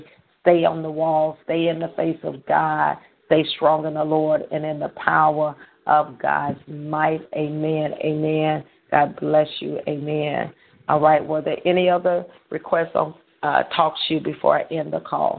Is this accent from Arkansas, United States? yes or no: yes; Holly Grove, Arkansas, United States; Holly Grove, Arkansas, which is my hometown